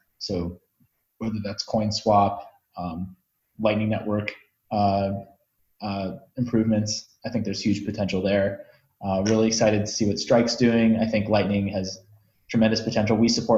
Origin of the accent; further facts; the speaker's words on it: United States; I'm an American